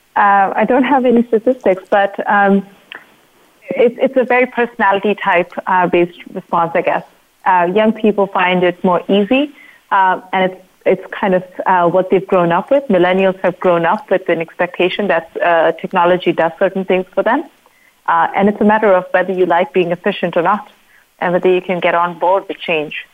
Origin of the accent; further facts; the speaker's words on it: India; I'm from India